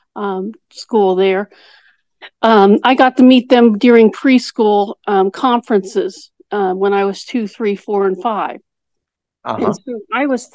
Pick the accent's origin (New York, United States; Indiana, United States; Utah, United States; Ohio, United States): Indiana, United States; I'm actually from Indiana